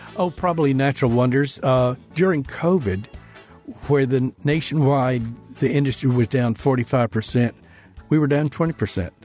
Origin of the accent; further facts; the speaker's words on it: Decatur, Alabama, United States; my hometown of Decatur, up near Huntsville